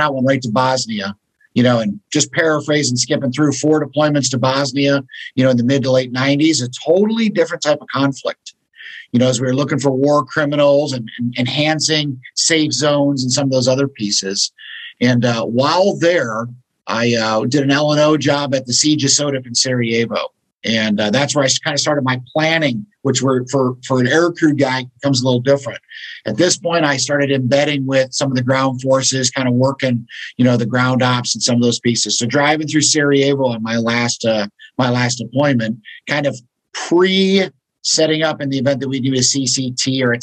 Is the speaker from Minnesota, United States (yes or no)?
no; Detroit, Michigan, United States; moved away as an adult; growing up in Detroit, Michigan, son of a Detroit cop